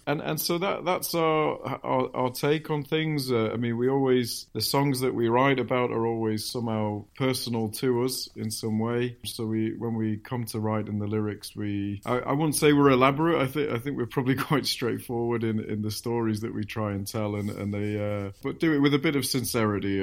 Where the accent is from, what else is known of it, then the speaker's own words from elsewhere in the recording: Manchester, North West England, United Kingdom; I grew up in Manchester